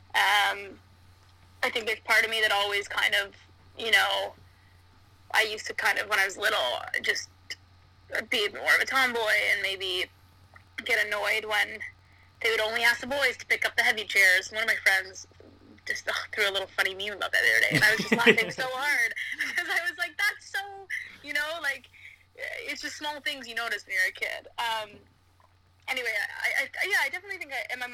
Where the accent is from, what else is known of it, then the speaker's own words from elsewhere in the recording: Toronto, Ontario, Canada; moved away as an adult; now in United Kingdom; Toronto, I grew up in Toronto